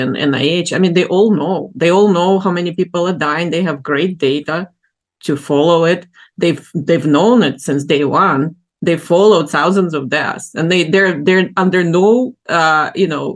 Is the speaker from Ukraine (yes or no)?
yes; Ukraine; moved away as an adult; now in United States; I grew up in Ukraine, in the Soviet Union, then in Ukraine, and then moved to the U.S.